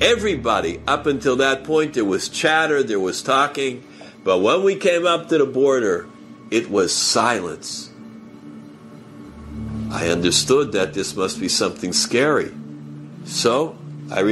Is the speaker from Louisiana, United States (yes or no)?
no; New York, United States; I'm from New York, from the United States.